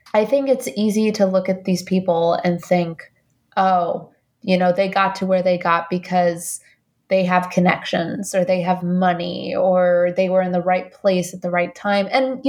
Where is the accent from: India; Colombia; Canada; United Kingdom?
Colombia; now in United States; You know, I don't come from money. I'm an immigrant from Colombia.